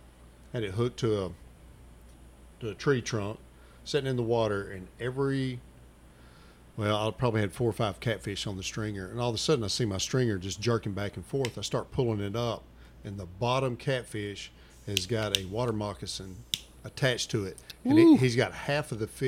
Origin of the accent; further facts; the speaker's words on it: Arkansas, United States; I grew up on the Mississippi River, cottonmouths, water moccasins everywhere.